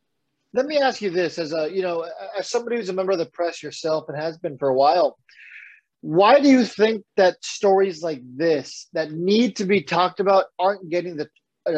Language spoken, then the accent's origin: English; Bakersfield, California, United States; So, I grew up in Bakersfield